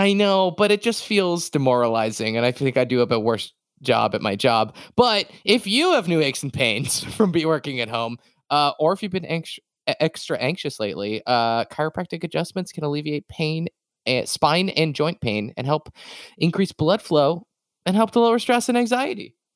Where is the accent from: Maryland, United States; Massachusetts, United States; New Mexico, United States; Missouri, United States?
Massachusetts, United States; moved away; I'm from Massachusetts originally